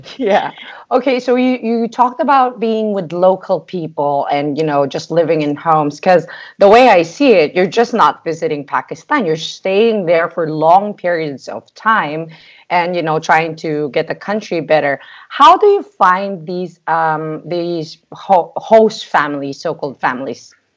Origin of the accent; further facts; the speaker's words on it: Philippines; I'm from a third world country